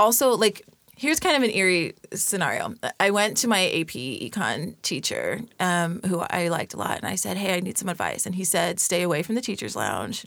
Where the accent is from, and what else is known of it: San Bernardino, California, United States; born or raised there